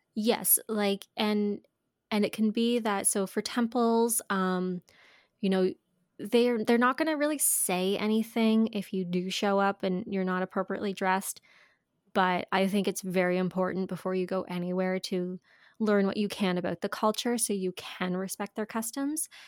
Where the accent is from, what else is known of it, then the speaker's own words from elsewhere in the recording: Canada; we're from Canada